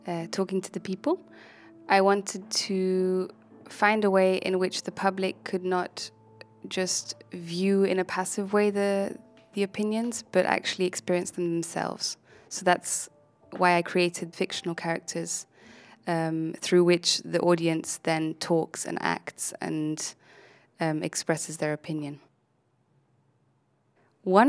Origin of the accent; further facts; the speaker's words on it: Germany; moved away; I'm from Germany